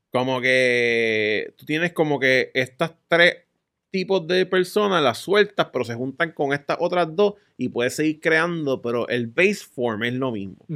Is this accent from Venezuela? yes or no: no; United States; Spanish is a second language; Pero el tipo es de China y yo soy de US.